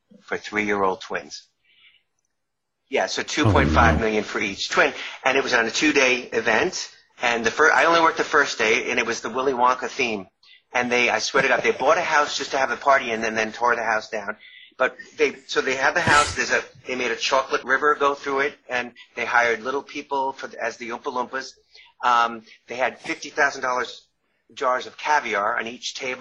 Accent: Long Island, New York, United States; accent: New York; moved away; I grew up in New York, and I was still – I grew up in Long Island, and I was living in New York

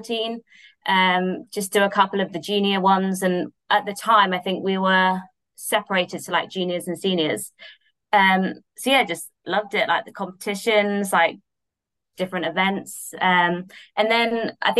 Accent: Oxfordshire, South East England, United Kingdom; I grew up in Oxfordshire

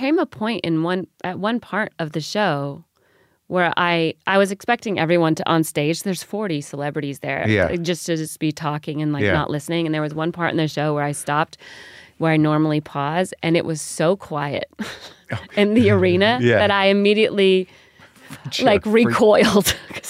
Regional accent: the South, United States; I talk a lot about being a new mom and just growing up in the South and Cracker Barrel.

